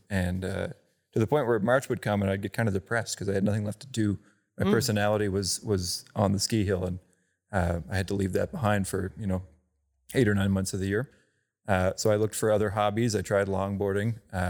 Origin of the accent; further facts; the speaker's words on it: Shubenacadie, Nova Scotia, Canada; Anyway, I grew up in Shubenacadie, very small town on the Shubenacadie River, which is a Bay of Fundy tidal river.